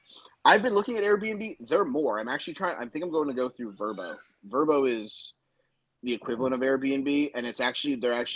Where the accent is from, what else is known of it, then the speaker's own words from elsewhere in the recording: Virginia, United States; also born or lived in Myrtle Beach, South Carolina; now in Florida, United States; I'm originally from Virginia.